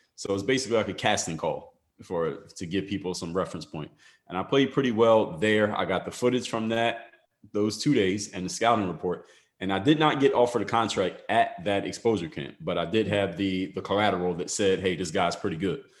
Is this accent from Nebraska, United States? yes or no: no; Philadelphia, Pennsylvania, United States; now in Miami, United States; I come from Philadelphia, Pennsylvania, live in Miami now